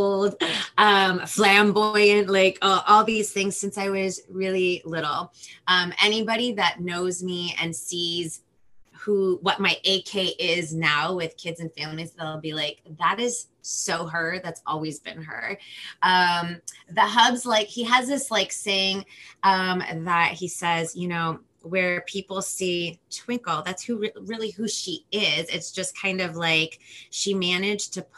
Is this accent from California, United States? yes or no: yes; Los Angeles, California, United States; first language Spanish; English is a second language; I'm from Los Angeles, California